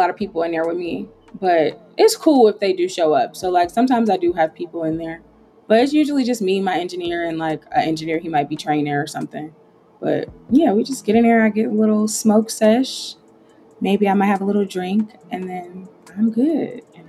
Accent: Trinidad & Tobago; I'm a Trinidadian girl myself. So, like, she's Nigerian, but, like, I'm Trinidadian myself. So I'm always into all the Caribbean vibes.

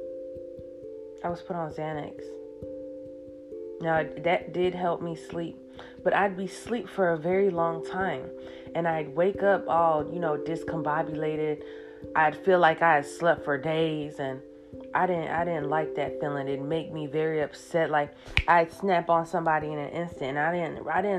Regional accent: United States; also born or lived in Ghana; I was born and raised here

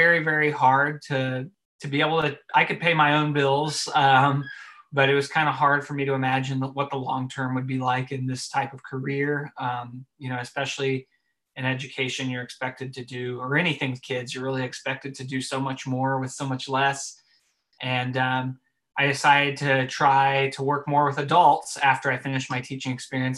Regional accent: Dallas, Texas, United States; also born or lived in Conway, Arkansas; now in Denton, United States; I'm from Dallas, but I live in Denton now, which is about 45 minutes north of Dallas

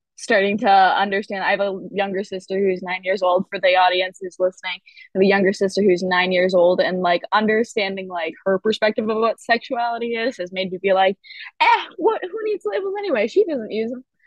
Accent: Grosse Pointe, Michigan, United States; moved away as an adult; also born or lived in Ann Arbor, Michigan; now in Los Angeles, United States; I grew up um, in Michigan. Grosse Pointe was Michigan

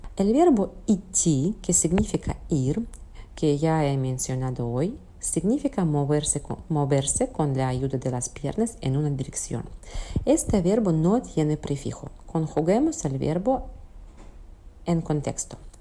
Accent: Russia; Spanish is a second language; como persona rusa

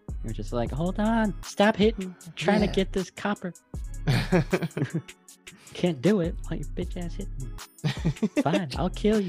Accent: United States; I know I'm American

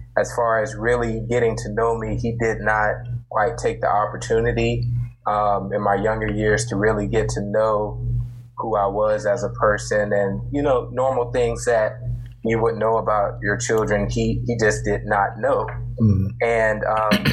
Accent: Columbia, South Carolina, United States; I'm from Columbia, South Carolina

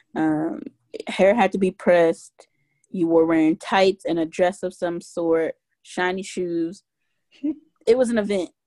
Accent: Mississippi, United States; I grew up in Mississippi

